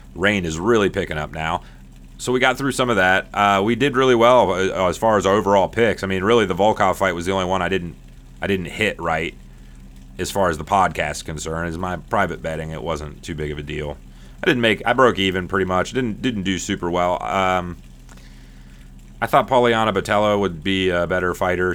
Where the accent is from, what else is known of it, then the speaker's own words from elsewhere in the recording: United States; But I'm American